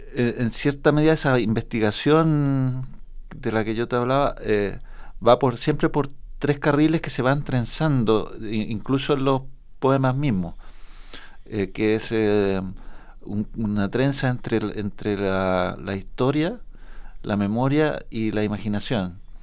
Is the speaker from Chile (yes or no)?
yes; Temuco, Araucanía, Chile; nunca salí del, del, horroroso Temuco ni del habla de mi colegio